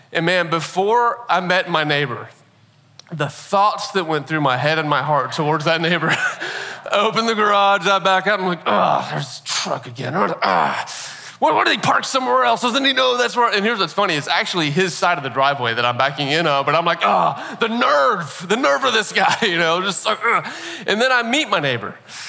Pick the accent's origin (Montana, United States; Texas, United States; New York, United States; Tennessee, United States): Tennessee, United States; Nashville; born there; I'm not from Nashville originally. I've lived in Nashville now. I was, weird story, born here, but then never lived here until about 8 years ago and moved to Nashville.